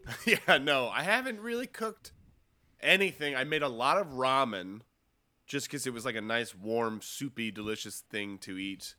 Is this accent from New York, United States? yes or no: yes; Cornwall, New York, United States; moved away; my hometown in New York, uh, in Cornwall, New York